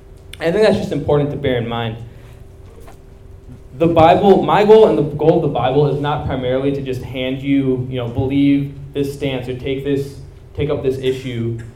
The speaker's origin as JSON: {"language": "English", "country": "India", "said": "I'm Indian too"}